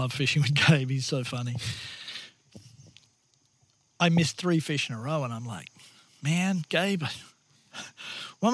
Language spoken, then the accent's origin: English; Australia; moved away; my background in Australia